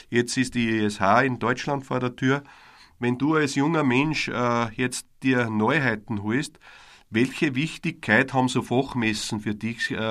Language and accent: German; Austria; Ich darf persönlich sagen, dass ich mich sehr frei für dich, auch als Österreicher, aber ich, wir haben so viele deutsche Freunde draußen